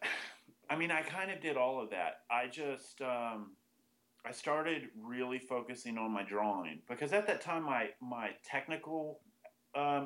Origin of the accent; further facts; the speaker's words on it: Austin, Texas, United States; I pretty much grew up in Austin.